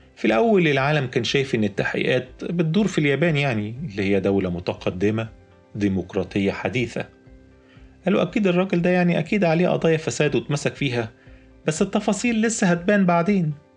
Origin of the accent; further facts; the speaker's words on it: Egypt; عندنا في مصر